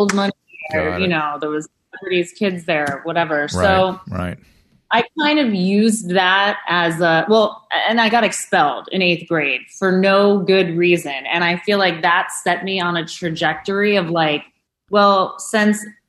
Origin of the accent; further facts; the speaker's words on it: New York City, New York, United States; my years growing up in New York City and growing up in Chelsea